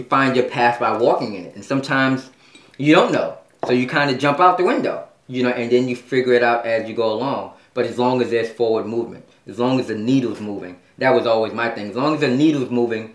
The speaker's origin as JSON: {"language": "English", "town": "New York City", "region": "New York", "country": "United States", "tie": "born or raised there", "said": "I was short growing up in East New York and Brooklyn and Bed-Stuy"}